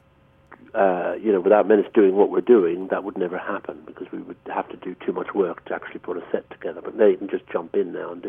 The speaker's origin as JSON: {"language": "English", "country": "Ireland", "said": "being Irish"}